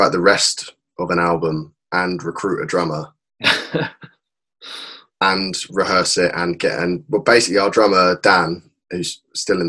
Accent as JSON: {"language": "English", "town": "Woking", "region": "South East England", "country": "United Kingdom", "tie": "born or raised there", "said": "in my hometown of Woking"}